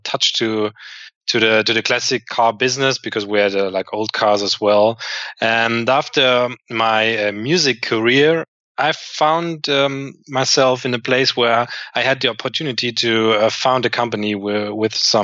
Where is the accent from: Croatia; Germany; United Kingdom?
Germany; Black Forest, Baden-Württemberg; I was born in the Black Forest, and you can imagine in such a rural part of the country, you don't have a lot of big city stuff there